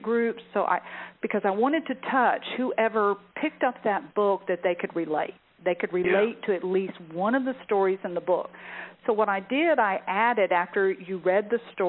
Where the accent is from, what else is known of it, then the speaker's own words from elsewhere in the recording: the South, United States; I was raised in the South